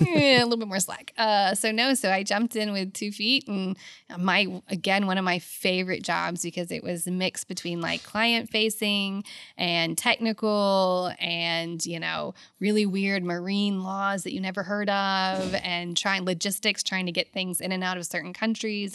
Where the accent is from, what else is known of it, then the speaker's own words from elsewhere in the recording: Houston, Texas, United States; also born or lived in Lafayette, Louisiana / England / Abu Dhabi; I was born in Lafayette